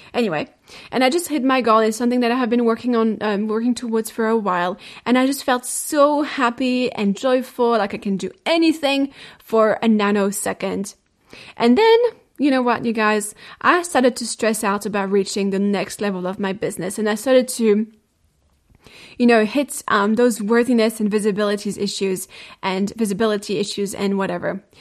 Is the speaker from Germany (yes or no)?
no; France; moved away; my home country, France.